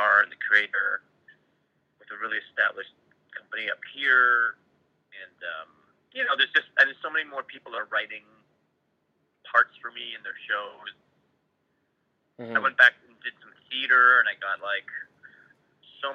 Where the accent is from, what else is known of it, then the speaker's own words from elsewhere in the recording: Canada; I'm Canadian